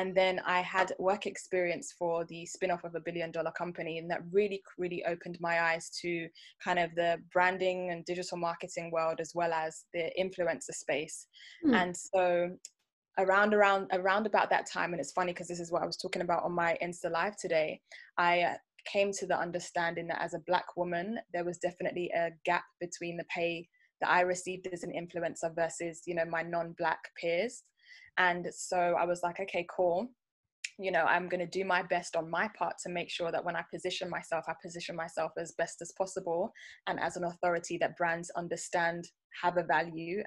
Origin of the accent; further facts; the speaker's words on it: London, United Kingdom; I am a UK-born, very, very, very proud Nigerian girl.